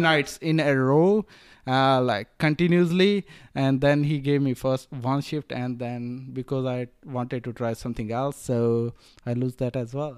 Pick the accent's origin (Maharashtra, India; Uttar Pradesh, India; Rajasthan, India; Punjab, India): Rajasthan, India; moved away as an adult; also born or lived in Australia; now in Melbourne, Australia; I grew up in India, northern part of India. So, um, I'm from des-, desert part. So, uh, I'm from Rajasthan.